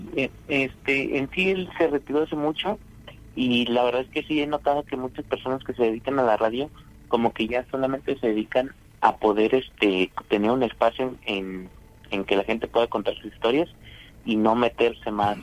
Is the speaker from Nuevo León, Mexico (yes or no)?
yes; Monterrey, Nuevo León, Mexico; soy de Monterrey